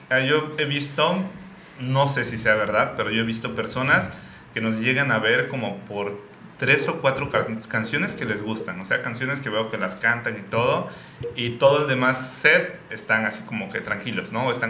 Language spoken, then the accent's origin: Spanish; Oaxaca, Mexico; como somos oaxaqueños decimos